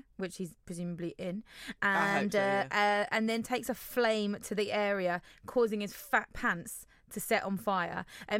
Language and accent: English; Germany; born there; I was born in Germany.